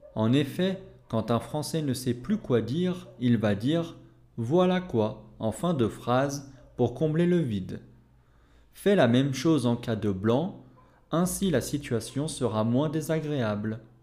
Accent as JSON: {"language": "French", "country": "France", "said": "je suis français"}